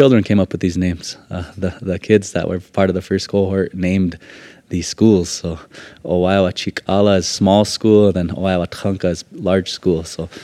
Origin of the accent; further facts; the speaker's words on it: Lakota country, United States; for us in Lakota country